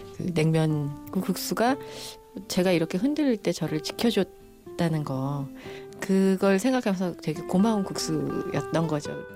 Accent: Seoul, South Korea; 저희가 이제 장충동 살았거든요.

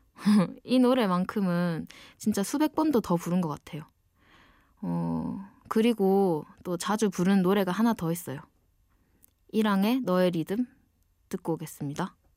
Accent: Ulsan, South Korea; accent: dialect (saturi); moved away as an adult; now in Seoul, South Korea; 원래 울산 사람인데 지금은 좀 더 공부를 하고 싶어서 서울에 와 있어요. 지금 제 말투가

